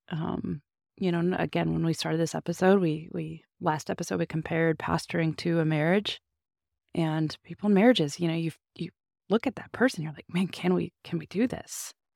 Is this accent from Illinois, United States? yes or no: yes; Illinois, United States; pastored my hometown